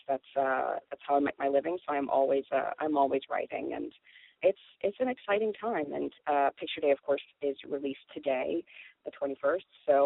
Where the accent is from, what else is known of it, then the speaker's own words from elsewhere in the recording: Toronto, Ontario, Canada; I grew up in Toronto, so I was skipping high school to go to the film festival when I was a teenager.